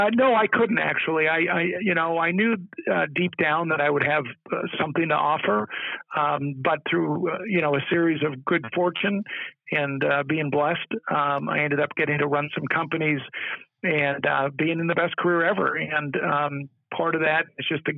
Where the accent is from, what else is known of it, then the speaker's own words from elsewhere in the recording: Southern California, United States; I grew up in Southern California